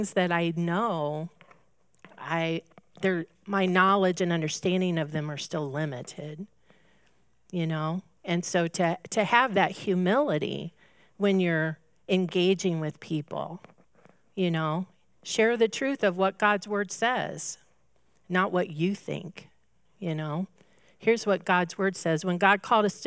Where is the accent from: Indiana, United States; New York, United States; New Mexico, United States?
Indiana, United States; Indianapolis; I grew up in Indianapolis, so I'm an IndyCar race, 500 race lover. You just have to be when you grow up in Indy